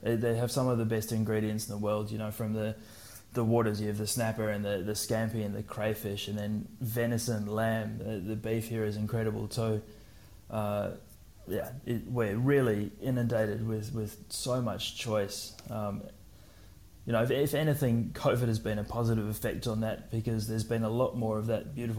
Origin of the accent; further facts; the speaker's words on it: South Africa; moved away as an adult; I was born and raised in South Africa. And then when I was 18, I did what every other South African kid normally did